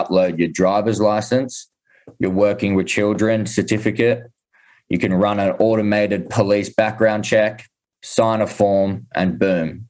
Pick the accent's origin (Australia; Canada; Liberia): Australia; Sydney, New South Wales; now in Austin, United States; I'm initially born and raised in Sydney